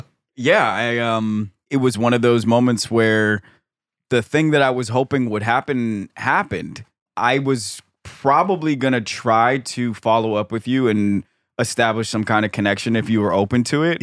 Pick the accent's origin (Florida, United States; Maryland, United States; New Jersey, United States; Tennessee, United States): Maryland, United States; Silver Spring; I grew up in Silver Spring, Maryland